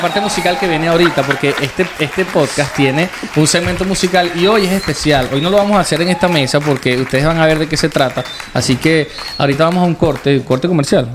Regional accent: Venezuela; moved away; nuestra Venezuela

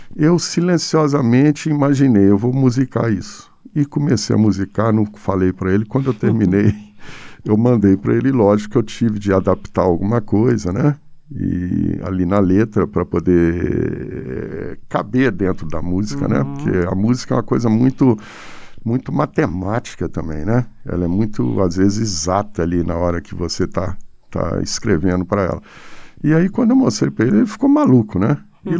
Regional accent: Pirapora, Minas Gerais, Brazil; moved away; also born or lived in São Paulo; Eu nasci em Pirapora, norte de Minas Gerais

